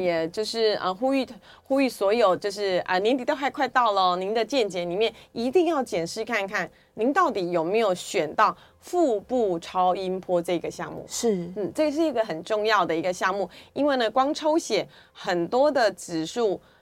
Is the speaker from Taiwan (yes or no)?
yes; Taiwan; 这是我们台湾人的骄傲哦